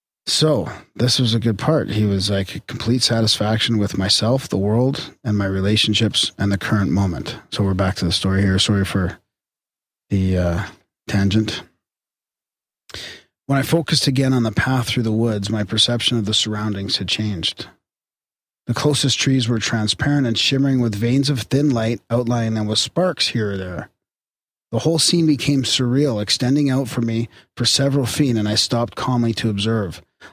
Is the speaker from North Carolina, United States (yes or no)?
yes; North Carolina, United States; I'm from North Carolina, and for some reason we met early and stayed together for our entire college time.